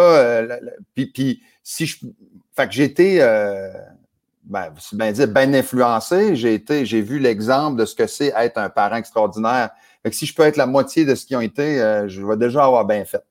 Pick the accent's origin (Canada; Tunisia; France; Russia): Canada; New Brunswick; moved away; chez nous, au Nouveau-Brunswick